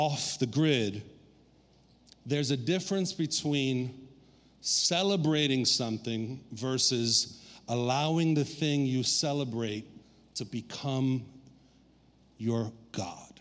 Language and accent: English; New York City, New York, United States; also born or lived in Puerto Rico; I was raised in Brooklyn since I was 6 months old